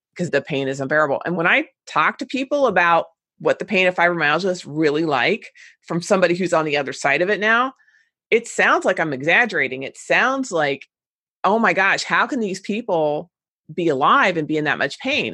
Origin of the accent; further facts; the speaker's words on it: Cincinnati, Ohio, United States; my hometown in Cincinnati